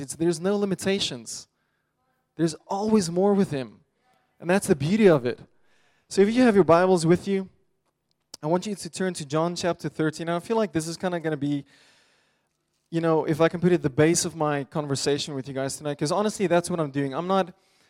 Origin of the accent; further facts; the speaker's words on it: Pretoria, Gauteng, South Africa; I grew up in Pretoria, South Africa.